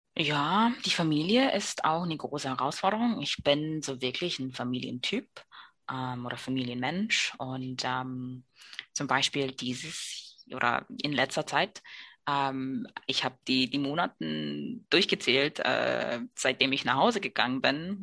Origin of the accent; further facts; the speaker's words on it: New York City, New York, United States; German is a second language; moved away as an adult; now in Germany; ich komme aus Brooklyn, New York